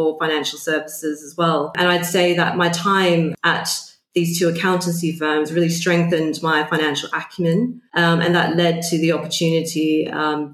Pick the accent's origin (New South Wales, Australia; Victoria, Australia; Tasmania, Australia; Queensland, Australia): New South Wales, Australia; Sydney; moved away as an adult; now in London, United Kingdom; I was born and bred in Sydney